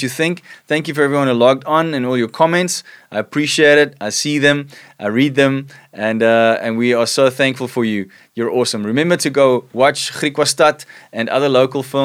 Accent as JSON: {"language": "English", "country": "South Africa", "said": "us as South African married couples and homes"}